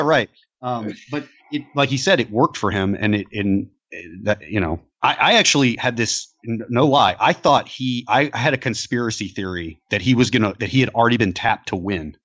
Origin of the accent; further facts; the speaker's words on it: Atlanta, Georgia, United States; here in my hometown of Atlanta